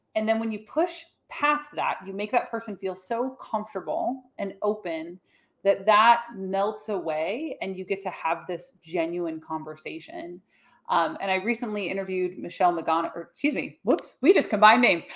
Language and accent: English; United States; my hometown where I now live, about three hours north of the city